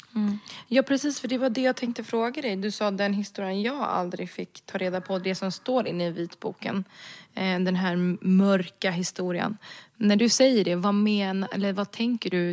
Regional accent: Sweden; jag är född och uppvuxen i Sverige

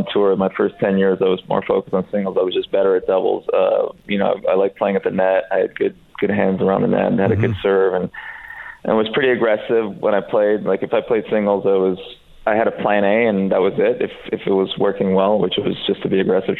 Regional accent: Canada; also born or lived in Serbia; We moved to Canada from Serbia when I was four

